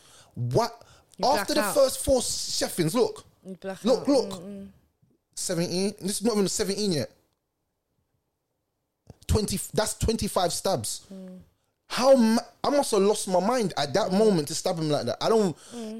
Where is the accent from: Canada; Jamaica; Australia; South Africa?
Jamaica; So things that I'll say to you will burn your skin because I'm Jamaican and I've got that fire in my belly